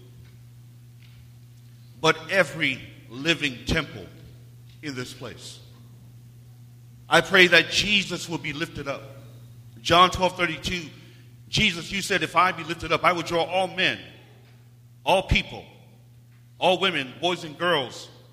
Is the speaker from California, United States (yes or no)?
no; Seattle, Washington, United States; moved away; an official church plant in Seattle, where I grew up